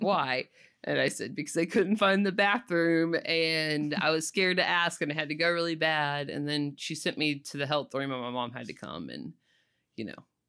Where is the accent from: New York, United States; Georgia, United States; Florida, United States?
Florida, United States; Panama City; also born or lived in Sopchoppy, Florida; I had lived in Panama City since I was, like, six